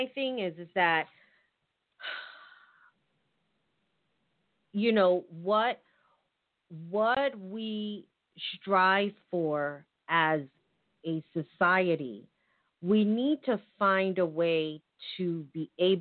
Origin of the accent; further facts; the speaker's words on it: United States; I'm American. I was born here